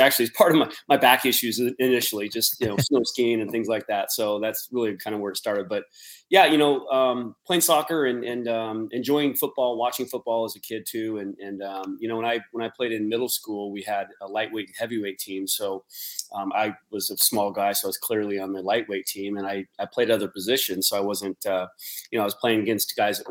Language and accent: English; Spokane, Washington, United States; my hometown of Spokane